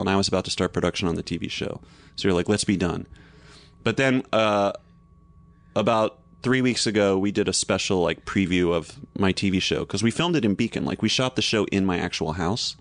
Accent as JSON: {"language": "English", "region": "North Carolina", "country": "United States", "tie": "born or raised there", "moved": "yes", "said": "I grew up in North Carolina, and my parents had this big magnolia in the front yard"}